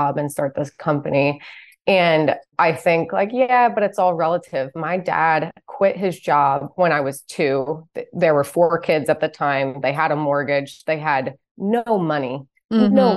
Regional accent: New Jersey, United States; moved away as an adult; I grew up about 50 minutes west of New York City in a suburb of New Jersey

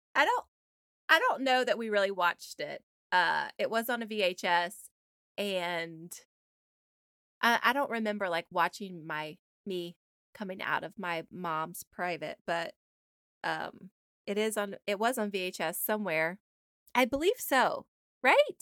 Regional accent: Georgia, United States; We're from Georgia.

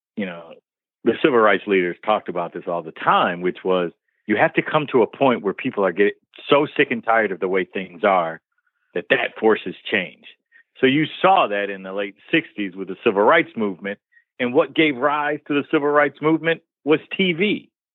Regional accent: Detroit, Michigan, United States; me growing up in Detroit, black kid

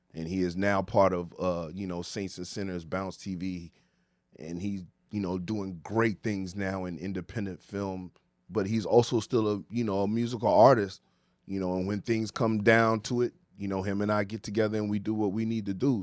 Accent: Ghana; I'm from Ghana, West Africa

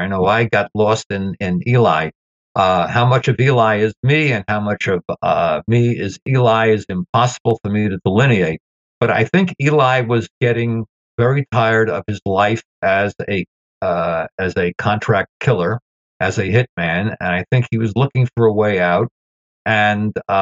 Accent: New York City, New York, United States; having grown up in Brooklyn myself

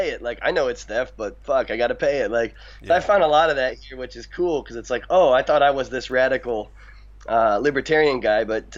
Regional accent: United States; moved away as an adult; now in Niigata, Japan; I'm an American

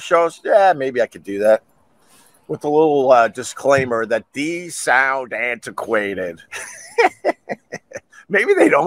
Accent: Long Island, New York, United States; I'm from Long Island

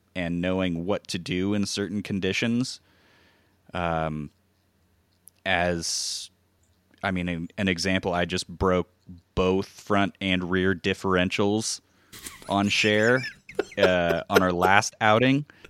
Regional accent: Hawaii, United States; moved away; growing up in Hawaii, which makes camping pretty easy to access. Uh, I lived on the Big Island

